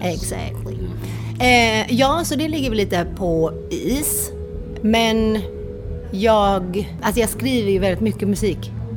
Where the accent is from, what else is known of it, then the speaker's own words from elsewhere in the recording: Timmernabben, Kalmar County, Sweden; Jag är ju från Timmernabben. Ja. ja, Mönsterås kommun. Och uppvuxen på den festivalen